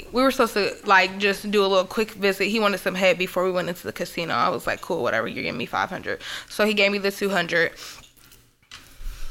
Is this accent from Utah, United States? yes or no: no; Florida, United States; I'm from Florida